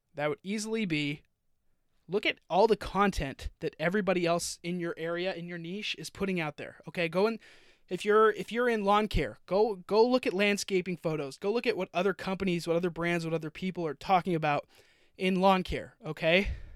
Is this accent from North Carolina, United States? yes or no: no; Utah, United States; also born or lived in Florida / California; now in Austin, United States; I grew up in Utah, moved to Florida, moved to California. Now I'm in Texas.